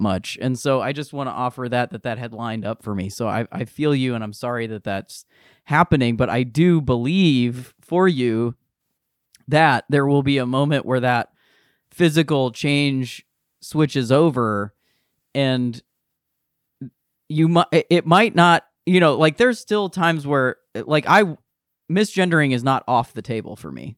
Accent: Akron, Ohio, United States; I'm from Akron, and I went to the University of Akron

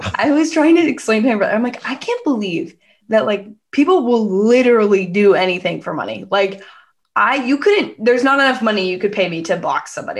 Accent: Bay Area, California, United States; I'm from the Bay Area.

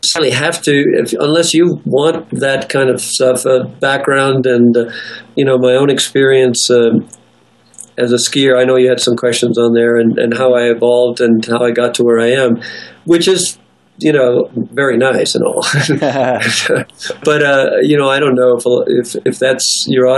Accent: Schwaz, Tyrol, Austria; I was born in Austria. My father's Austrian. My mother's Austrian. We're from near Innsbruck, a town called Schwaz.

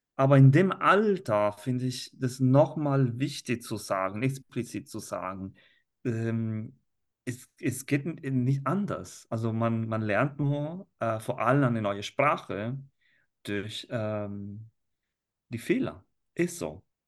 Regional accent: Italy; first language Italian; German is a second language; now in Germany; als Italiener in Deutschland

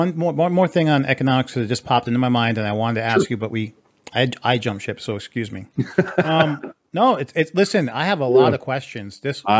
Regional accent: Massachusetts, United States; also born or lived in Florida; now in Texas, United States; I'm originally from Massachusetts. I was living in Florida for over a decade before I came here.

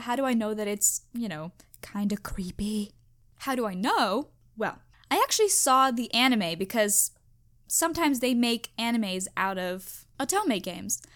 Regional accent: United States; I'm American

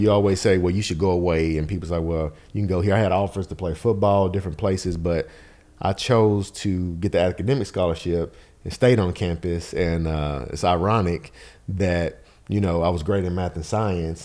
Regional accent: Nashville, Tennessee, United States; I'm a Nashville native, born and raised in Bardo

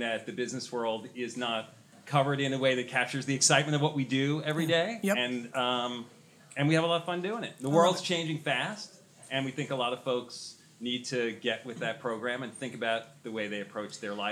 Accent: New York City, New York, United States; I was born here in New York. I'm a New York City boy. Never left my hometown.

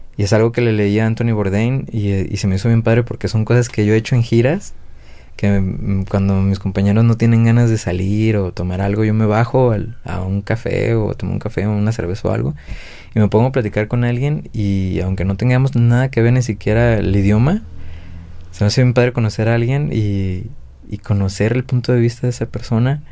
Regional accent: Guadalajara, Jalisco, Mexico; yo que soy de acá de Guadalajara también

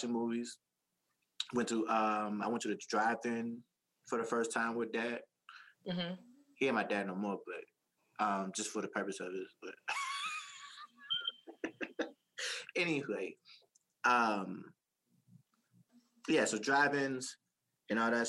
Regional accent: Kentucky, United States; moved away; We're both from Kentucky.

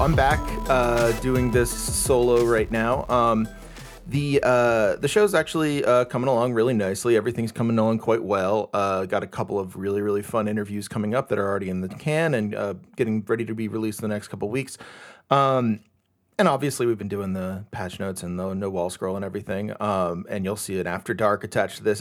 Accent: United States

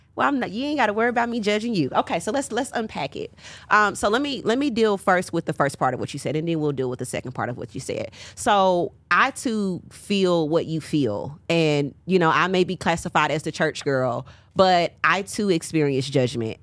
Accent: Nashville, Tennessee, United States; moved away as an adult; also born or lived in Huntsville, Alabama; now in Atlanta, United States; I'm from Nashville

